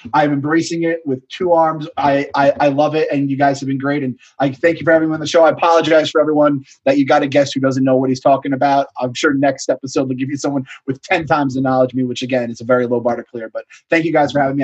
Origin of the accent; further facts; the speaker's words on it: United States; as an American